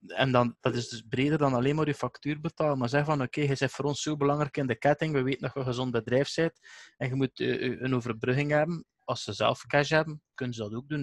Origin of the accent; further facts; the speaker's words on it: Eeklo, Flanders, Belgium; bij ons in Eclo, waar ik vanaf kom